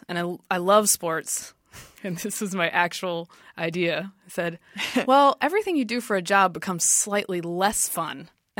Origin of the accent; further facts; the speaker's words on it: Durham, North Carolina, United States; moved away as an adult; also born or lived in Washington, D.C.; I grew up in North Carolina. Okay. So this was south of my hometown, which is Durham, which is a little bit more university town.